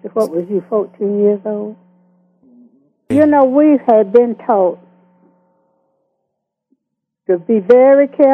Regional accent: Greenville County, South Carolina, United States; also born or lived in Honea Path, South Carolina; I was born in Honeyer Pass, South Carolina, which was a small town. And I was raised up in Greenville County

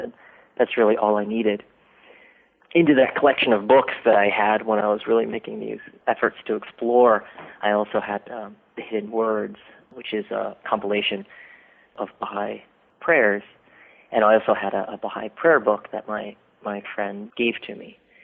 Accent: Dayton, Ohio, United States; moved away; I grew up in Dayton, Ohio, in a little suburb called Centerville

